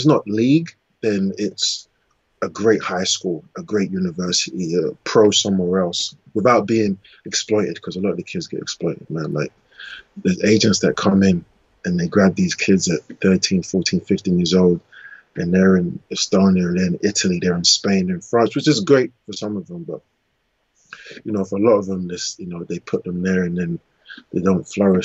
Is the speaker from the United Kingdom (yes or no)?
yes; England, United Kingdom; I was born in England